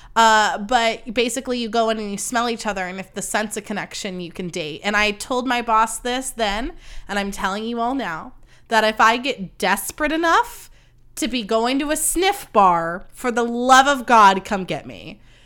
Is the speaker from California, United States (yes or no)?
yes; Livermore, California, United States; born or raised there; moved away as an adult; now in Campbell, United States